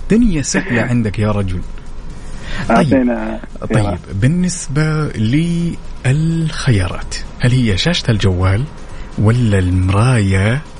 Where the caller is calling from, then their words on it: Jeddah, Makkah Province, Saudi Arabia; من جدة